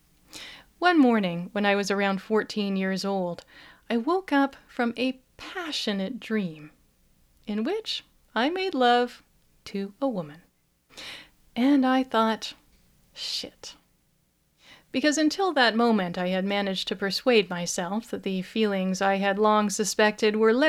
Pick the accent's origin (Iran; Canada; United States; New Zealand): Canada; I am Canadian